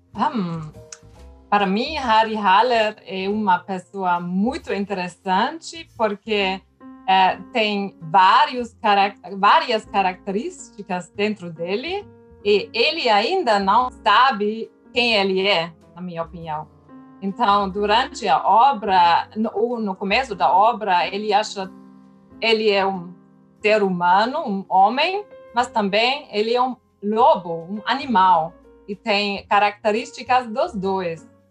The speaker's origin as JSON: {"language": "Portuguese", "country": "Germany", "second_language": "Portuguese", "said": "Eu, como alemã"}